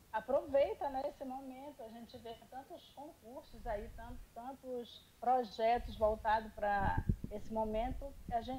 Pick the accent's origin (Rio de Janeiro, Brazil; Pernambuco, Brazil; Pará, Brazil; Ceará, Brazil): Pará, Brazil; Salinópolis; now in Capanema, Brazil; Sou natural de Salinópolis, é uma cidade aqui vizinha, bem próximo, menos de uma hora de carro até lá. Mas há mais de 30 anos eu moro aqui em Capanema, então eu já me considero cidadã capanense.